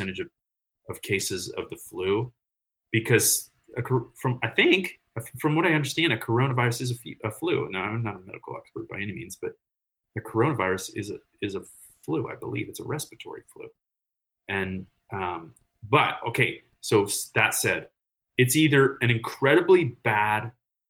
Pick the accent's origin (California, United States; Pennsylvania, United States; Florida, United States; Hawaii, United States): California, United States; Morgan Hill; I grew up south of San Jose, so on the outskirts with the cows